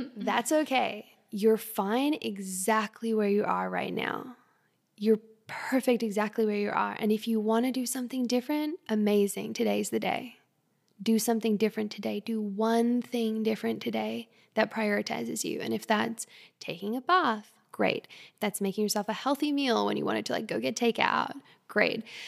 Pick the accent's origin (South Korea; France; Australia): Australia; moved away; I'm also Australian Canadian. I grew up in Australia